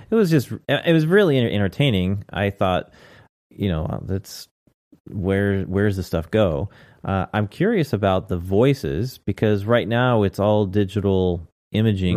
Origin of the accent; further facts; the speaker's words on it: United States; I'm an American